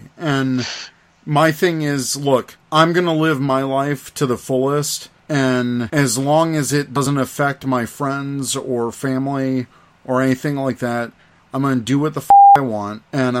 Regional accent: the South, United States; Well, look, I grew up in the South. Ketchup was fine on a hot dog.

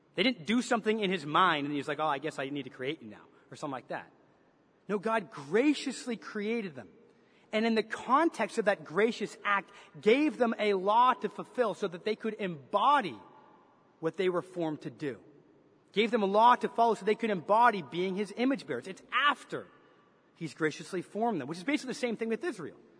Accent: Canada; accent: Canadian; moved away as an adult; also born or lived in Chicago, United States; now in United States; while I was born and raised in Canada, when I was 18 years old, I moved to the States. And in particular, I moved to Chicago.

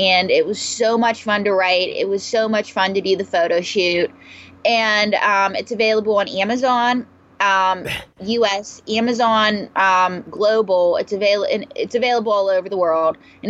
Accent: New York, United States; I'm a New Yorker

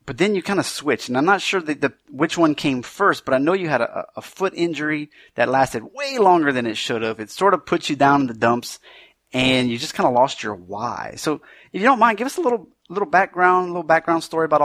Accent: Louisiana, United States; accent: Cajun; And I'm Cajun, so sometimes people are like, "Hey, you should have a really, really horrible accent."

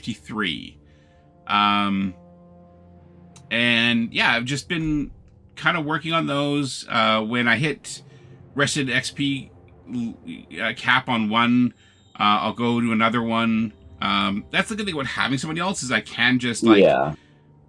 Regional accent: Canada; being Canadian

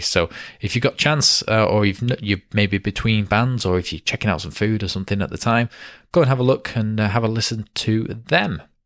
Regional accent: Ramsbottom, North West England, United Kingdom; our little town of Ramsbottom

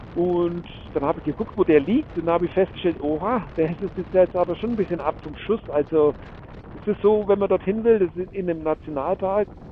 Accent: Germany; bei uns in Deutschland

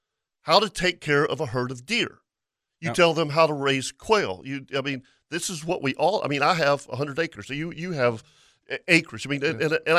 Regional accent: Florida, United States; I grew up hunting Florida, and we grew up in Guana.

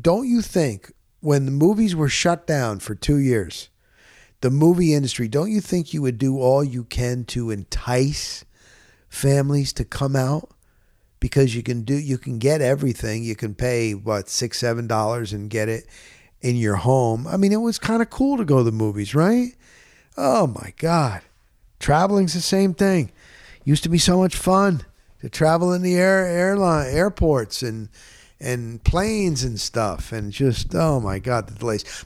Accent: New Jersey, United States; I'm from Jersey

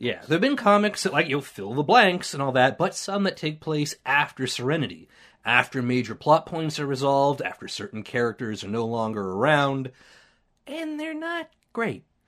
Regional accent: Canada; we're Canadian

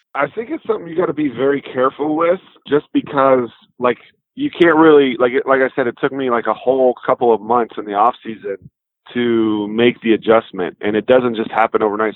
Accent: Texas, United States; the Rangers, my home state

